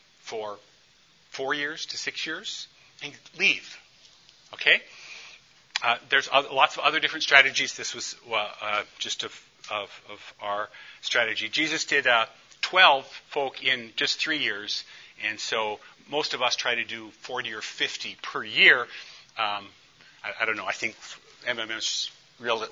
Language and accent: English; St. Paul, Minnesota, United States; when I'm from East St. Paul